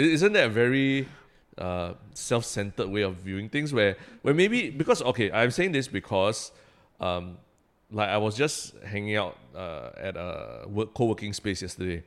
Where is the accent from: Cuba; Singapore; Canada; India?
Singapore; moved away as an adult; also born or lived in New York, United States; as a Singaporean living overseas